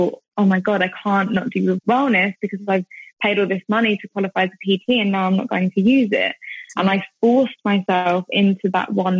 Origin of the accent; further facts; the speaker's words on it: United Kingdom; moved away as an adult; also born or lived in Thailand; being back home, and especially I'm in my hometown at the moment